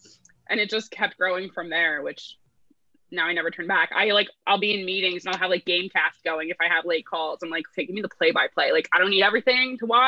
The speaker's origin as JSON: {"language": "English", "region": "New Jersey", "country": "United States", "tie": "born or raised there", "also_born_or_lived": "New York", "moved": "yes", "lives_now": "Los Angeles, United States", "said": "I grew up in Jersey"}